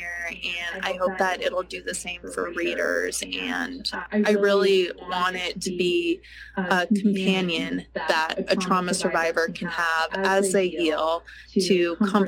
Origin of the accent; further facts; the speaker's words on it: United States; I'm incredibly privileged to be growing up in America